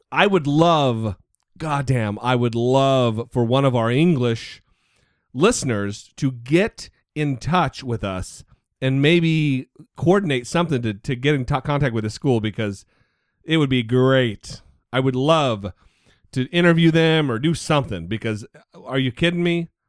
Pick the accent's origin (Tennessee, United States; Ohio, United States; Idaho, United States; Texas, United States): Idaho, United States; my home state of Idaho